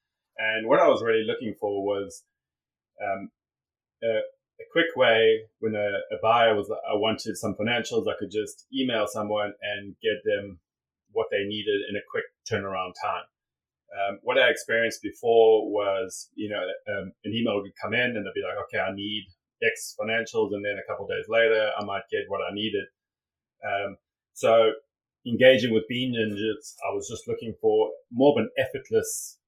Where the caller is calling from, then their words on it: Cayman Islands; I'm calling in from Grand Cayman.